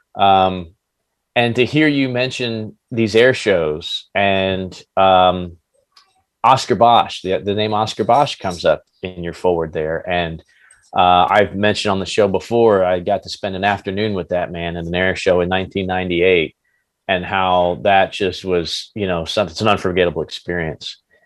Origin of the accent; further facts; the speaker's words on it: New Jersey, United States; moved away; I'm originally from New Jersey